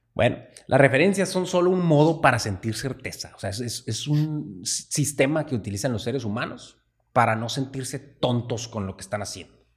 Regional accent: Sonora, Mexico; nosotros pues nacimos en México, estuvimos en Sonora

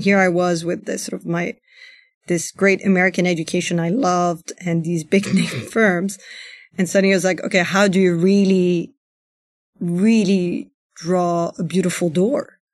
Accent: Paris, Île-de-France, France; also born or lived in United States; my family's Iranian, I grew up in Paris

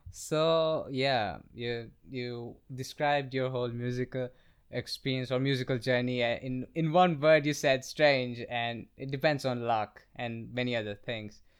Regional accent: Guwahati, Assam, India; now in New Delhi, India; It's, it's the northeastern part of our country. It's, it's a very small town. It's called Guwahati

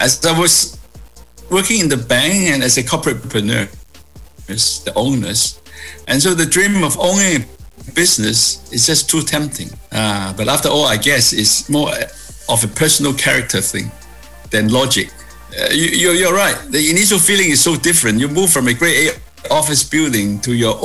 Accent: Hong Kong; moved away as an adult; also born or lived in Sydney, Australia; I was born and raised in Hong Kong

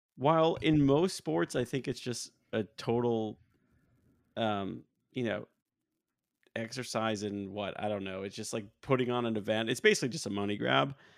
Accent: United States; as an American

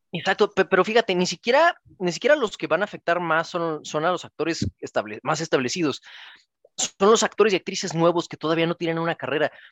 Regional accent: Mexico; como mexicanos

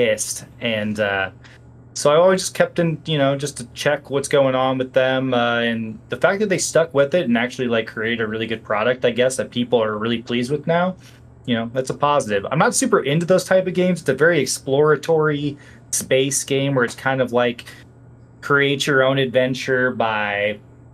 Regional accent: Peoria, Illinois, United States; moved away; I went back to Peoria for the weekend last weekend, my hometown

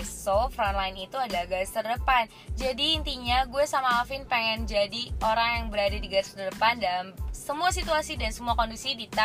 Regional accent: North Sumatra, Indonesia; Oh nih gue juga cantik kali Tapi gue orang Batak

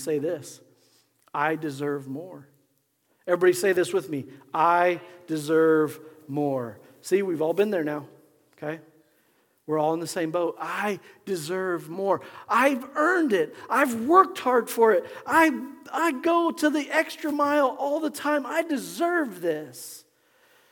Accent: Nebraska, United States; growing up in Nebraska

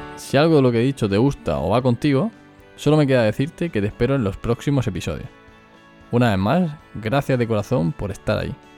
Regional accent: Murcia, Region of Murcia, Spain; accent: Murcian; soy de Murcia. Como seguramente no habrás podido comprobar, es mi acento.

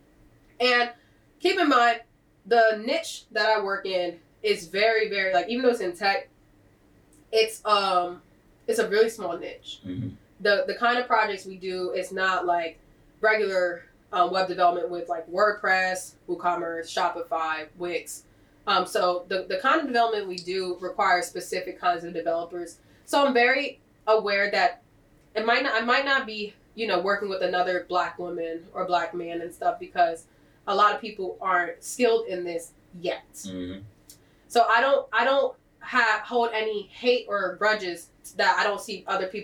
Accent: Delaware, United States; I'm from Delaware

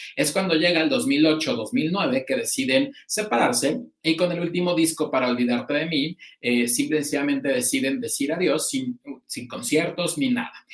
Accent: Mexico; como público mexicano

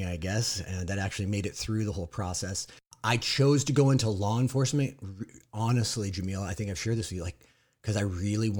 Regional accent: Southern California, United States; I am also from Southern California. We don't live in the same town, but we live pretty close

